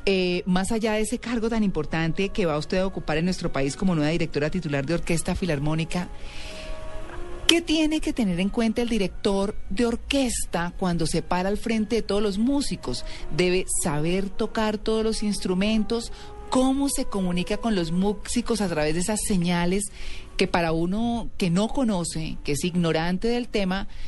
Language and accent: Spanish; São Paulo, Brazil; first language Portuguese; Spanish is a second language; moved away; Yo nací en San Paulo, María Clara.